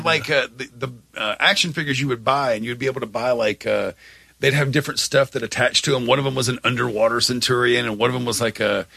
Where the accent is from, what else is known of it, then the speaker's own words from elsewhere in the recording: United States; I grew up in Carroll County where like they barely had like the written word